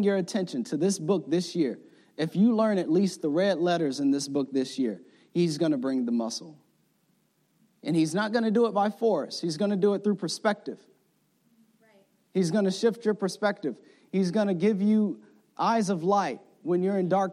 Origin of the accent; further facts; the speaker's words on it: the South, United States; I'm from the South, so I say tree, elementary tree